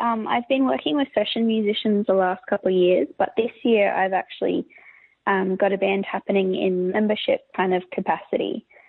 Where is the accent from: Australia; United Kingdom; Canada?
Australia; Sunshine Coast hinterland, Queensland; I grew up on Sunshine Coast hinterland, in a little area in between Kenilworth and Mullaney, called Kinnaman Creek. So about 50 minutes from the beach, and I grew up on a farm there.